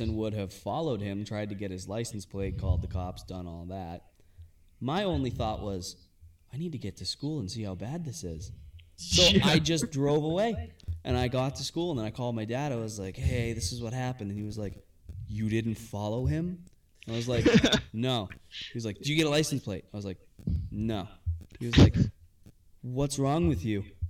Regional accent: Londonderry, New Hampshire, United States; also born or lived in Malden, Massachusetts; they ended up moving us up to Londonderry, and way better place

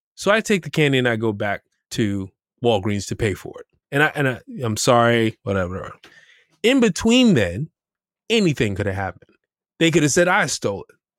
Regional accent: New York City, New York, United States; We grew up in Camber Heights

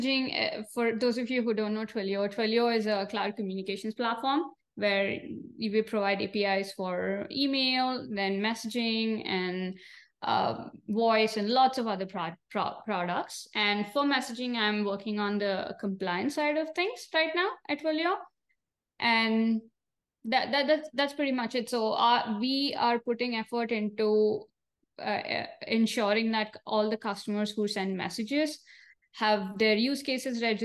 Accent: India; moved away as an adult; also born or lived in Arizona, United States; now in San Jose, United States; So I am from India, born and brought up in India

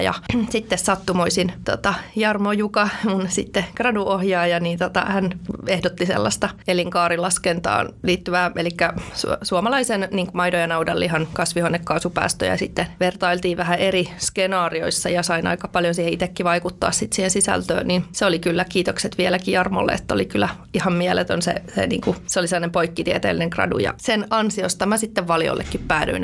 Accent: Nurmijärvi, Uusimaa, Finland; also born or lived in Helsinki; now in Riihimäki, Finland; mä oon siis ihan synnyin Helsingissä, mutta hyvin pian sitten rakennettiin Nurmijärvelle maalle oma kotitalo ja siellä sitten tota, kasvoi metsän keskellä.

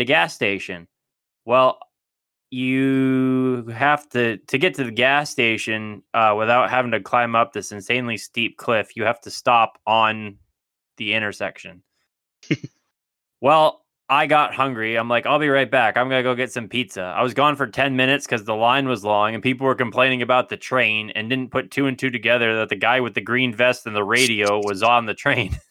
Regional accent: United States; moved away; I'm so American

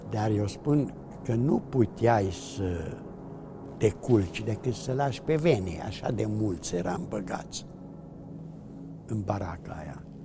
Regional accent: Târgu Mureș, Mureș County, Romania; un grup destul de mare, care eram din Târgu Mureș, majoritatea foștii mei colegi de școală, liceu, am ieșit

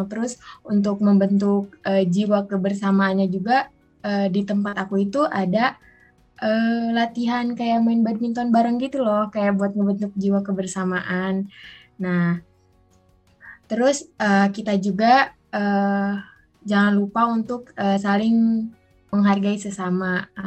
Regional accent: Bogor, West Java, Indonesia; di daerah aku juga dari mulai SD sampai tingkat SMA. Nah, di situ tuh ada diselipkan salah satu pelajaran uh, bahasa daerah. Nah, kebetulan aku kan tinggal di Bogor nih. Jadi otomatis bahasanya Sunda dong.

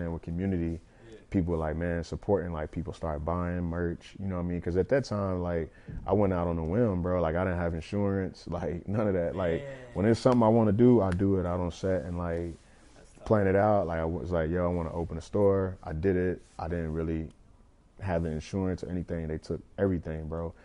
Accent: Lexington, Kentucky, United States; growing up in Lex

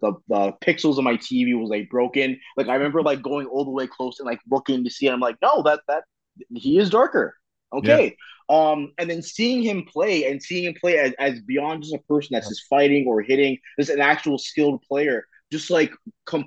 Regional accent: Toronto, Ontario, Canada; growing up in Toronto

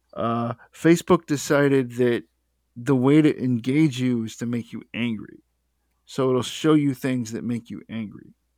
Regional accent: United States; I'm American

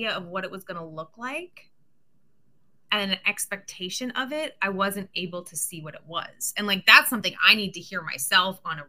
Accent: Pittsburgh, Pennsylvania, United States; I'm from Pittsburgh

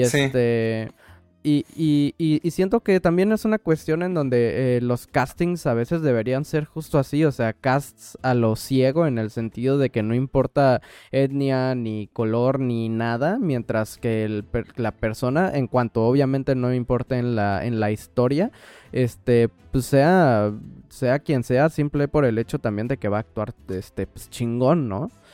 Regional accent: Mexico; moved away as an adult; now in New York, United States; hasta siendo mexicano

